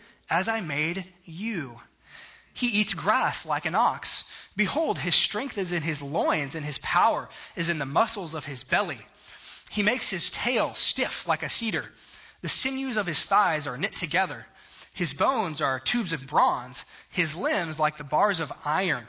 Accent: South Texas, United States; I grew up in South Texas

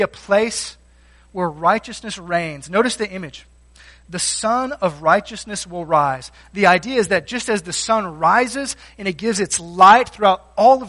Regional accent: Texas, United States; I grew up in Texas, I didn't grow up around calves or cows

